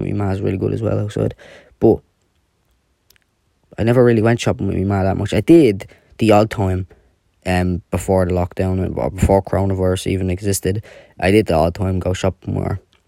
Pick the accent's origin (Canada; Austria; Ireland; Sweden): Ireland; Dublin, Leinster; I am from Dublin